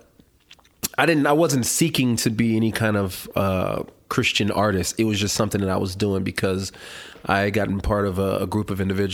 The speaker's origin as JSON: {"language": "English", "region": "California", "country": "United States", "tie": "born or raised there", "said": "I grew up in California"}